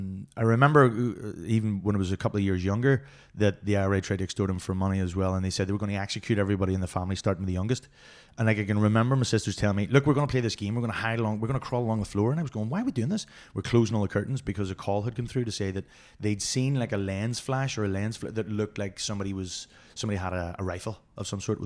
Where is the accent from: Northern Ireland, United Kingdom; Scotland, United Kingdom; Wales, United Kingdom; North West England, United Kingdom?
Northern Ireland, United Kingdom; Belfast; Belfast, mate.